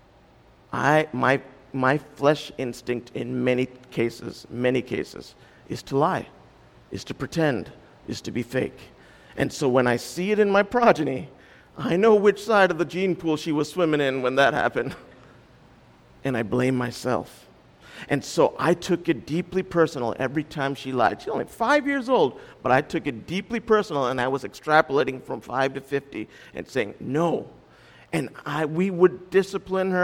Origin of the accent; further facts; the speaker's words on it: India; when you parent kids as an Indian